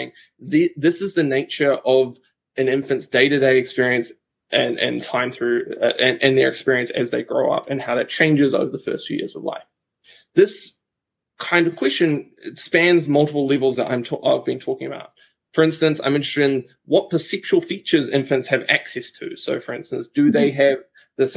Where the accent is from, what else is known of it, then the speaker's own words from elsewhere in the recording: Christchurch, Canterbury, New Zealand; So I'm from New Zealand, a beautiful country in the Southern Hemisphere. And I grew up in a city in New Zealand called Christchurch